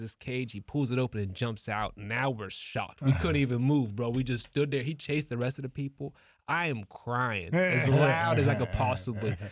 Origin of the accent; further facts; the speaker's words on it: Ohio, United States; I'm from Ohio